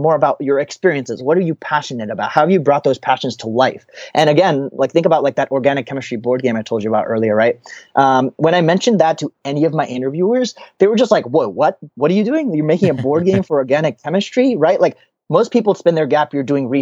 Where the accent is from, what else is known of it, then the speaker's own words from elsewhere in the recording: United States; I'm an Indian American